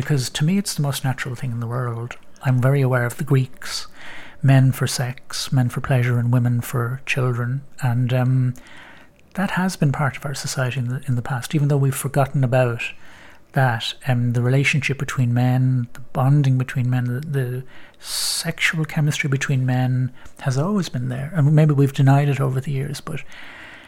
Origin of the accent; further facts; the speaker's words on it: Bray, Leinster, Ireland; moved away; I was back in my hometown of Bray